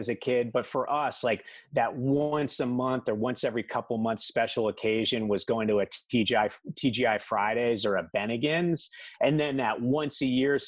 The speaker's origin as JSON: {"language": "English", "region": "South Florida", "country": "United States", "tie": "born or raised there", "also_born_or_lived": "Singer Island, Florida", "said": "I was born and raised in South Florida"}